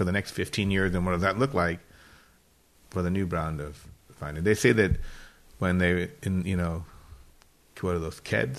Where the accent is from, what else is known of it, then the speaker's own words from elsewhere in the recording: France; English is a second language; Kind of like when I grew up cooking in France, there was one tasty menu and everybody used to order a la carte.